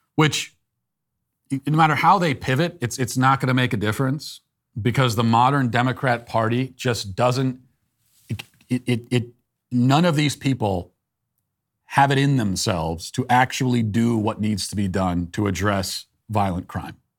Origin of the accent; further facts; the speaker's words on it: United States; Because I'm an American. And I want to be proud of my country